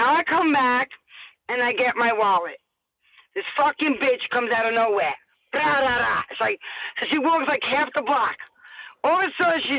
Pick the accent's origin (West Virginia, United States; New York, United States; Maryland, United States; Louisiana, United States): New York, United States; New York City; also born or lived in Staten Island; I'm not from here. I am from Brooklyn, New York